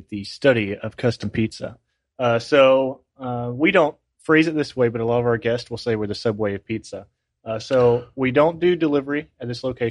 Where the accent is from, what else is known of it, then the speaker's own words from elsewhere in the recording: Milton, Florida, United States; moved away as an adult; also born or lived in Jacksonville, Florida; I grew up in Milton, right up the road.